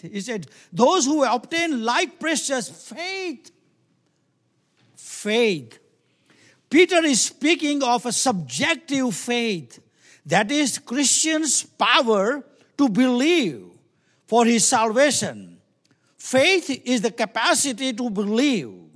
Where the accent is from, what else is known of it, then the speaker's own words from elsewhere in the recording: India; moved away; I come from, we come from India